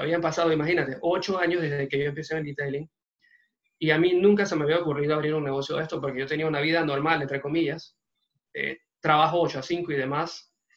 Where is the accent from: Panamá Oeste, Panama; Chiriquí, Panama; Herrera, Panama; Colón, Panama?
Panamá Oeste, Panama; La Chorrera; en buen panameño empezamos con una mano adelante y otra atrás. Hace dos años y pico, eh, salimos de Chorrera